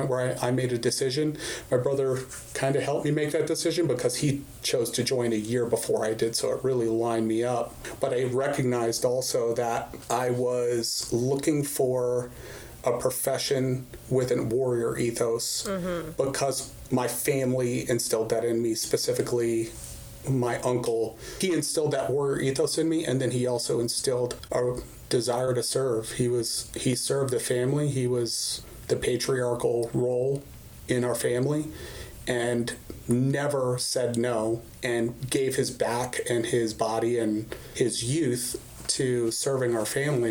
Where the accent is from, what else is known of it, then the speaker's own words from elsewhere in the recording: Arizona, United States; moved away as an adult; also born or lived in New York / Fort Bragg, North Carolina; I originally grew up, early childhood, very formative years in Arizona